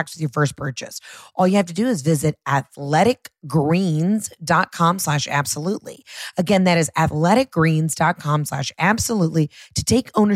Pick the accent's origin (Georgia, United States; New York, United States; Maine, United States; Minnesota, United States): Georgia, United States; I'm from Georgia